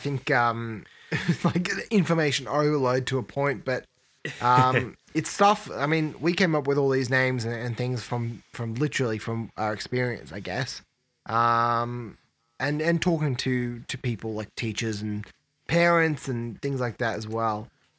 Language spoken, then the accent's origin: English; Australia; And being Australian too, I think we'll see that happen.